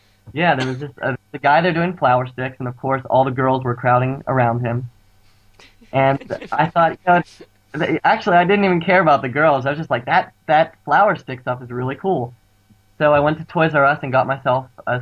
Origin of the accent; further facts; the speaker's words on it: Pittsburgh, Pennsylvania, United States; I'm from Pittsburgh, Pennsylvania, which is on the east coast of the U.S.